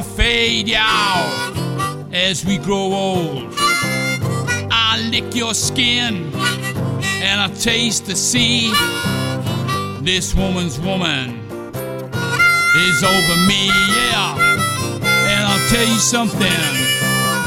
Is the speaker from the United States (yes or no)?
no; Newcastle upon Tyne, North East England, United Kingdom; Being a Geordie